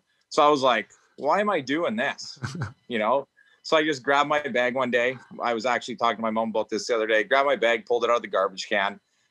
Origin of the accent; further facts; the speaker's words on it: the Prairies, Canada; moved away; Hockey was just life, I guess, in the prairies. It was pretty much all there was to do.